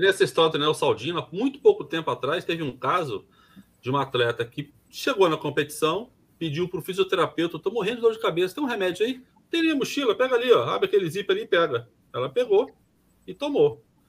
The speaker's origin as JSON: {"language": "Portuguese", "country": "Brazil", "said": "eu me incluo nesse pacote, tá, como, como brasileiro"}